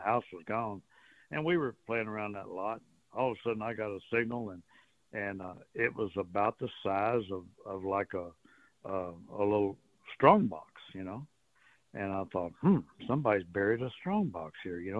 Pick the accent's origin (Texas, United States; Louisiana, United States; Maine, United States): Texas, United States; Port Arthur; I grew up with them around Port Arthur